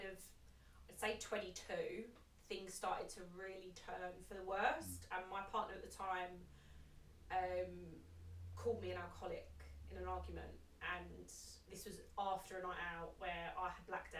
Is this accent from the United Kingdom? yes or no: yes; Essex, East of England, United Kingdom; I grew up in Essex